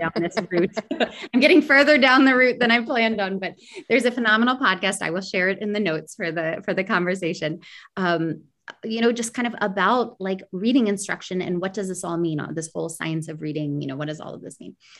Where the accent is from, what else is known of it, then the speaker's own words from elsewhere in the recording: United States; moved away; an American educator